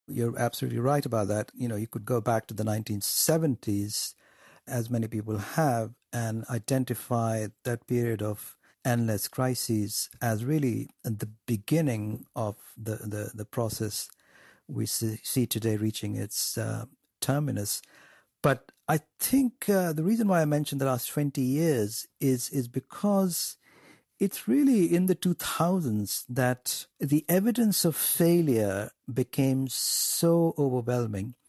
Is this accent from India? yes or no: yes; India; growing up in India